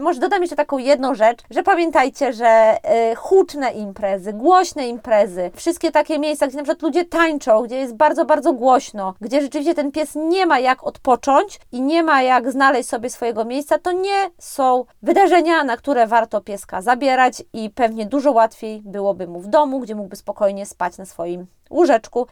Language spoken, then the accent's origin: Polish; Podlaskie Voivodeship, Poland; now in Warsaw, Poland; U nas na Podlasiu